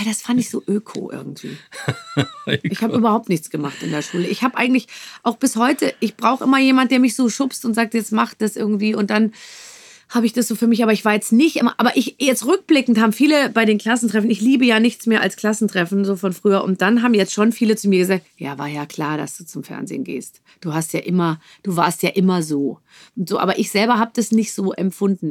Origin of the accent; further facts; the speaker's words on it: Munich, Bavaria, Germany; moved away as an adult; bin ich geboren in München und habe da natürlich auch 25 Jahre gelebt